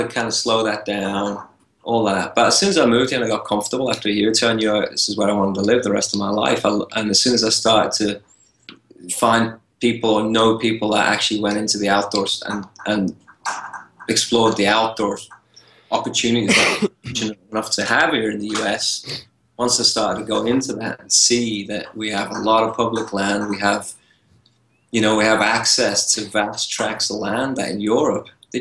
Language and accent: English; England, United Kingdom; now in United States; I was born in England.